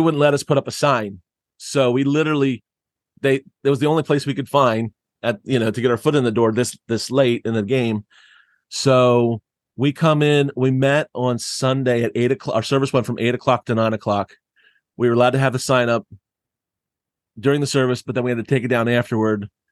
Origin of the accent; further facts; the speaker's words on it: Southeast Pennsylvania, United States; I grew up in Southeast Pennsylvania